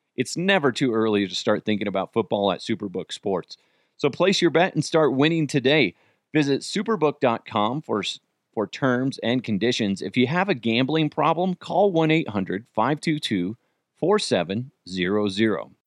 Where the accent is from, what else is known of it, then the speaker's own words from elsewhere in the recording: Broomfield, Colorado, United States; I grew up in Broomfield as well. What a wonderfully white place to grow up. Go Eagles. And it was pretty white. Probably still is very white